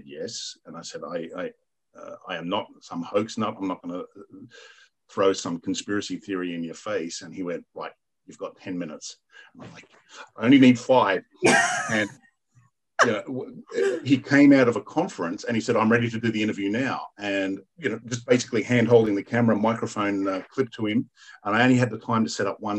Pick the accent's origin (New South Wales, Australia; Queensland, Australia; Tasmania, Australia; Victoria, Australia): New South Wales, Australia; New South Wales, Australia. And I'm like, my home state